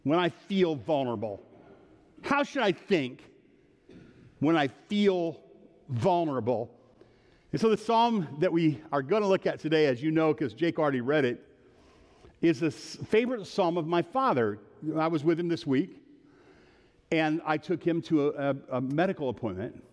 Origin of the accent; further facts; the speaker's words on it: Ohio, United States; now in Michigan, United States; I was born in Ohio